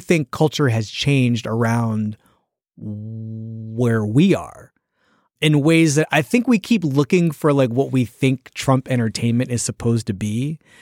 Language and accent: English; Philadelphia, Pennsylvania, United States; I'm from Philadelphia